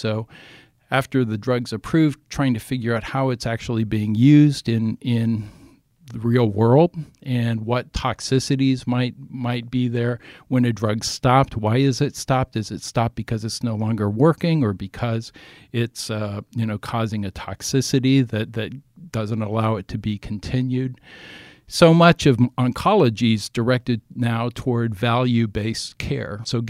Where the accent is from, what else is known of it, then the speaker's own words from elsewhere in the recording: Ohio, United States; I grew up in Ohio, in southern Ohio, where, you know, many of my or most of my classmates, former classmates, were Trump supporters.